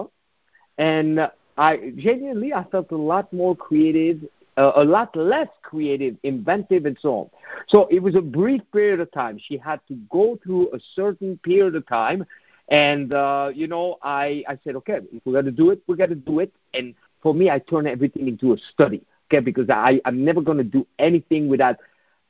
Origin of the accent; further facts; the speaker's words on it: Switzerland; moved away; my home country, in Switzerland